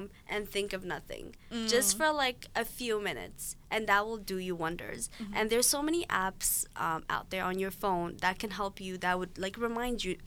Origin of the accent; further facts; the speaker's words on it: Ethiopia; moved away; my home country, I guess, Ethiopia